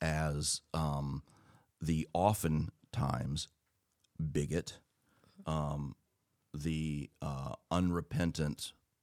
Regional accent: United States

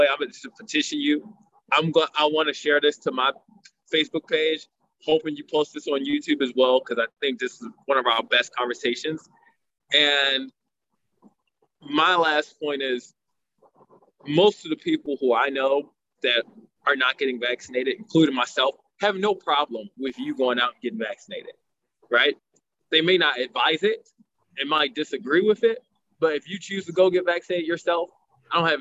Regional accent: United States; As an American

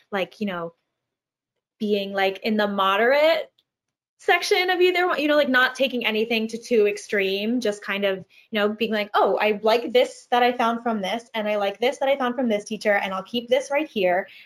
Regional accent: Long Island, New York, United States; I'm from Long Island, and when I was auditioning for college programs, I was like, "Hey, I'm here to audition," like you know.

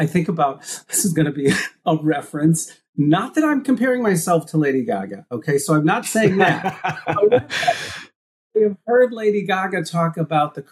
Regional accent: Midwest, United States; being gay and growing up in the Midwest

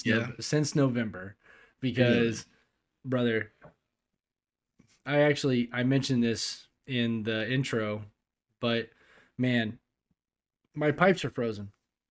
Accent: California, United States; also born or lived in Tennessee / Texas; now in Germany; "Yeah, I'm originally from California. I lived in Tennessee for a long time. And then I was in Texas for a while. And then I went to Germany."

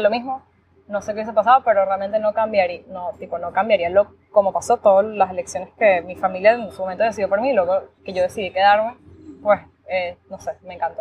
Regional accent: Valencia, Carabobo, Venezuela; moved away as an adult; also born or lived in Miami, United States; now in United States; soy venezolana, vivo en Estados Unidos desde el 2016. Bueno, como muchos, estudié, crecí en Venezuela, 100% venezolana

